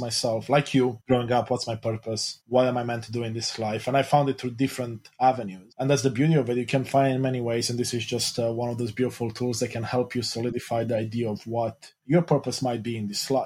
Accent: Romania; moved away; I grew up in Romania, Eastern Europe, a Christian Orthodox

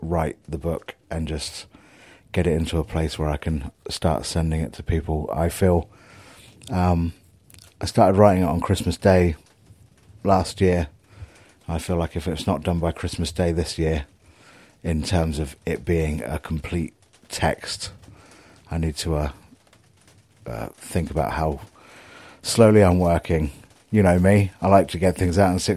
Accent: Southampton, South East England, United Kingdom; my hometown

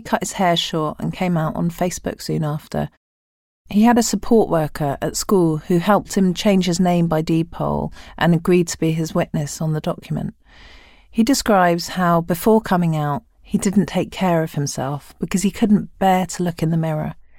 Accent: London, United Kingdom; I'm a Londoner

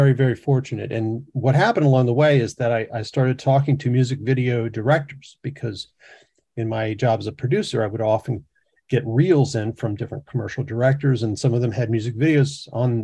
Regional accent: the coast of Mississippi, United States; moved away as an adult; also born or lived in Baton Rouge, Louisiana; now in New York City, United States; I grew up in the South on the coast of Mississippi

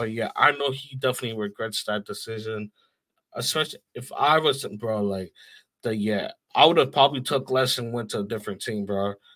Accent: New York, United States; as a New Yorker

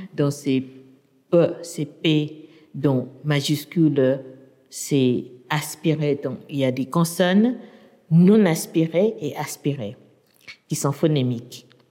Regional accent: Yangon, Yangon Region, Myanmar; French is a second language; moved away as an adult; also born or lived in United States; now in France; j'ai grandi à Rangoon

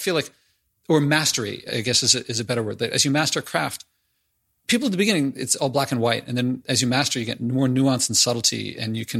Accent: Philadelphia, Pennsylvania, United States; I'm from Philadelphia.

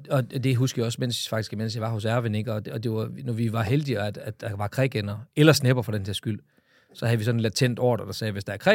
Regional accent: Jutland, Denmark; jeg er jo fra Jylland, så vi skal lige have masseret prisen på plads.

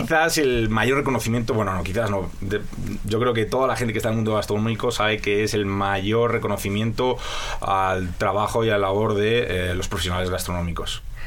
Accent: Spain; now in Mexico; Soy muy español

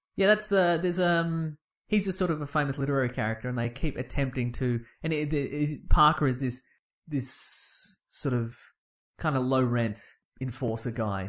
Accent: Australia; I'm familiar with our Australian slang

